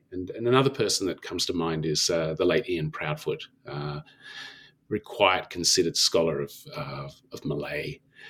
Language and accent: English; Canberra, Australian Capital Territory, Australia; And so I returned to Canberra, back to my hometown from Sydney, and enrolled in Indonesian at the Australian National University.